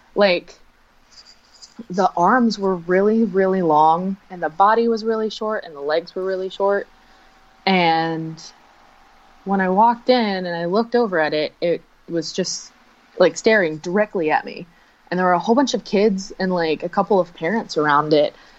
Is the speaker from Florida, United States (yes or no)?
yes; Florida, United States; I'm from Florida